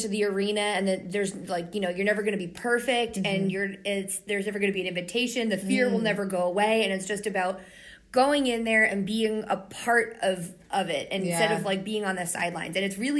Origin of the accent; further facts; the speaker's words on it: Pennsylvania, United States; oh, we're from Pennsylvania, all the way from Pennsylvania.